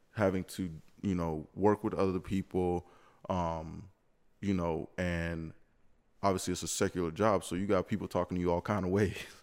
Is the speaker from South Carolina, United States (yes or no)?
yes; Lexington, South Carolina, United States; moved away as an adult; now in Greenville, United States; me being from Lexington, Columbia area, knowing everything pretty much about it